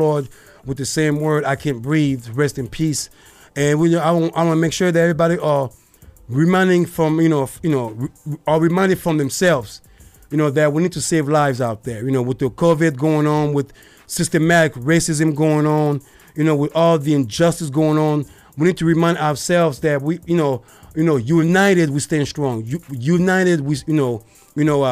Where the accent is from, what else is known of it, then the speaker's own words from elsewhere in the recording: Côte d’Ivoire; I'm from the Ivory Coast